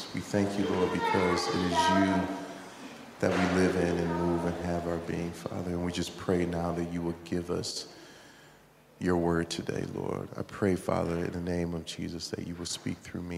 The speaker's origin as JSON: {"language": "English", "country": "United States", "tie": "born or raised there", "said": "me growing up in America"}